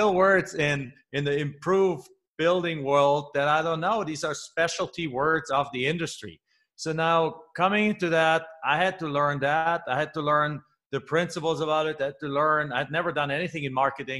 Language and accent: English; Germany; moved away as an adult; also born or lived in Phoenix, Arizona; now in United States; I'm originally from Germany, came here over about 23 years ago already.